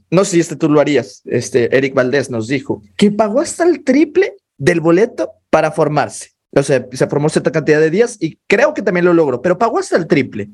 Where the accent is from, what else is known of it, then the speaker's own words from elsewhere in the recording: Mexico; nosotros como mexicanos